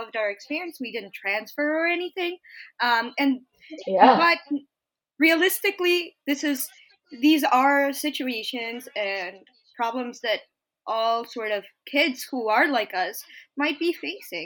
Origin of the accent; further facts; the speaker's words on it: Long Island, New York, United States; also born or lived in Bogota, Colombia; I am originally from Bogota, Colombia. Yes, I moved to the United States when I was like 8 or 9 in 2005. I grew up in Long Island, New York